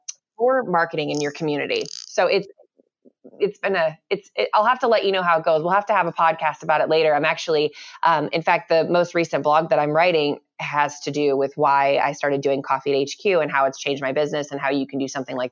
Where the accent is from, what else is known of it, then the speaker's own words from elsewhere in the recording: Tucson, Arizona, United States; I'm from Tucson, Arizona